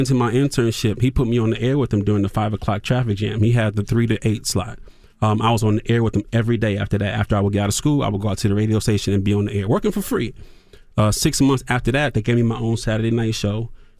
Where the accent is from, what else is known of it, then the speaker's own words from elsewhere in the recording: Toledo, Ohio, United States; Oh, the radio, because I'm from Toledo, Ohio